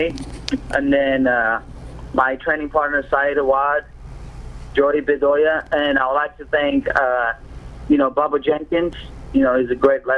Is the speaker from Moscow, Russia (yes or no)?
yes; Moscow, Russia; also born or lived in Armenia (ancestry); now in United States; both my parents are Armenians. I was born and raised in Russia, Moscow, and I moved here.